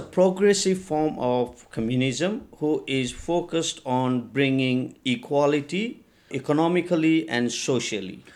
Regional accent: India; now in Nepal; I was taken to India in an orphanage, and that's where I grew up and had my education, um, in India.

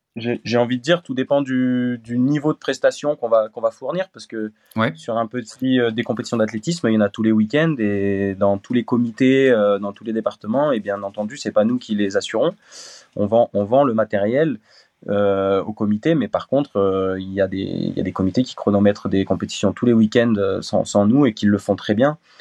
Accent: Voiron, Auvergne-Rhône-Alpes, France; now in Montélimar, France; je suis originaire de, de Voiron dans l'Isère.

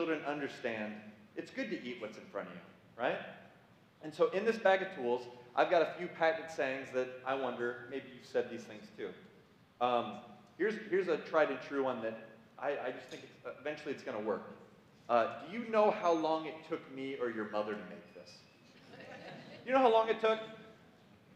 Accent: Illinois, United States; moved away as an adult; now in Michigan, United States; I'm not from Michigan. I'm from Illinois, and I've lived here for 6 years

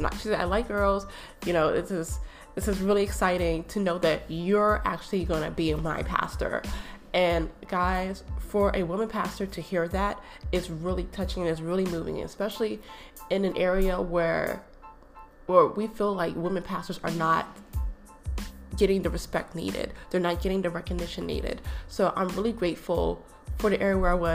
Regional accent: East Coast, United States; moved away as an adult; also born or lived in Michigan; now in Minnesota, United States; I'm from the East Coast and my family's in the East Coast

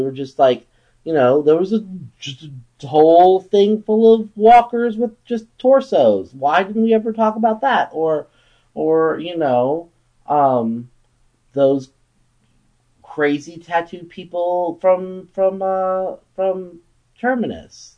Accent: Wimberley, Texas, United States; my hometown of Wimberley, Texas

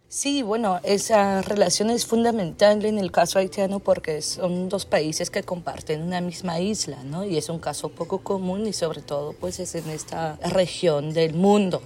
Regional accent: Belgium; moved away; soy antropóloga, soy de Bélgica

